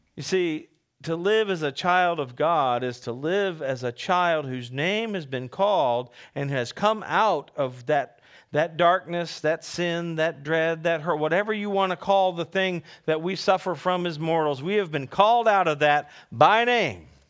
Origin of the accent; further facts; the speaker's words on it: Northern Virginia, United States; I grew up in Northern Virginia